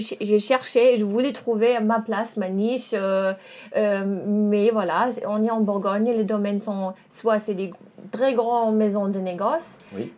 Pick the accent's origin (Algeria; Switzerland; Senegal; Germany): Germany; Dresden, Saxony; French is a second language; moved away as an adult; now in Burgundy, France; je suis allemande. Euh, je viens de Dresde en Allemagne